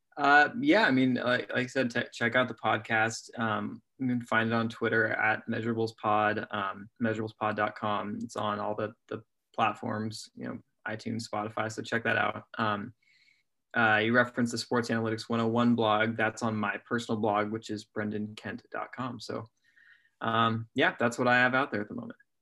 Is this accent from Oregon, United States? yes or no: yes; Oregon, United States; I'm from Oregon